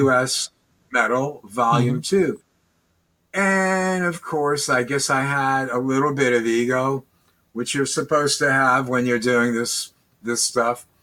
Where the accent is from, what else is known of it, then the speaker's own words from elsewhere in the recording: Long Island, New York, United States; That was Basically, New York, right? Yeah, Long Island, New York